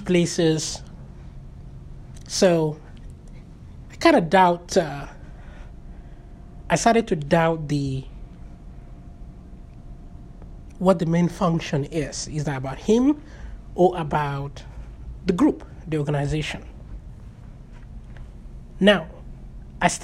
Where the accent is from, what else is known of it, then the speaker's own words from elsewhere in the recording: Nigeria; moved away; We have a very strong social social cohesion among Nigerians, Africans, my tribe